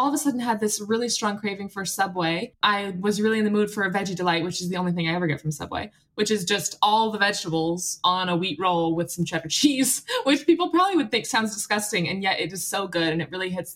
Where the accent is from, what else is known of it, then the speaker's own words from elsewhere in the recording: United States; now in Australia; I'm American